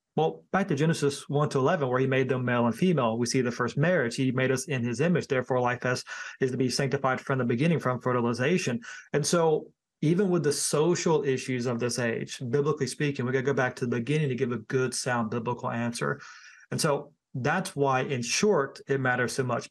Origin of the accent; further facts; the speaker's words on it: Thomasville, North Carolina, United States; moved away; also born or lived in High Point, North Carolina; I was born in High Point and I was raised in the Thomasville area.